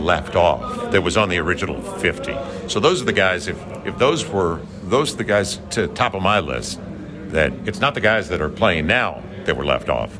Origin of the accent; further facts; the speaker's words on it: St. Louis, Missouri, United States; now in New Orleans, United States; I grew up in St. Louis